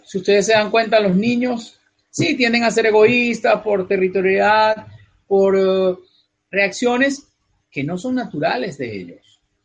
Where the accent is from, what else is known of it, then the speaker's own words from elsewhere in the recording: Venezuela; moved away as an adult; also born or lived in North America; donde nací originalmente, donde nací, en Venezuela, es un país que abandoné hace ya casi 20 años